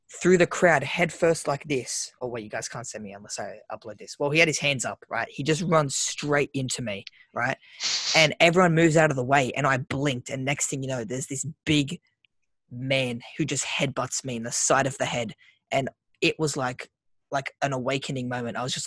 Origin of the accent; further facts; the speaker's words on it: Sydney, New South Wales, Australia; We're from the Shire